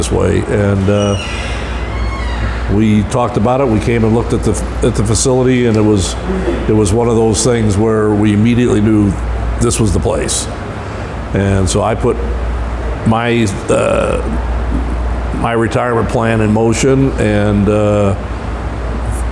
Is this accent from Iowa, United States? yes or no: no; Northwest Indiana, United States; now in St. Louis, United States; I'm originally from Northwest Indiana and came down here 40 years ago